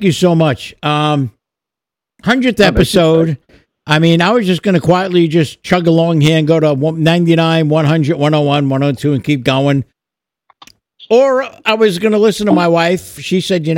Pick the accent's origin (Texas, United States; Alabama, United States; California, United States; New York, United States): New York, United States; now in Florida, United States; I'm still a New Yorker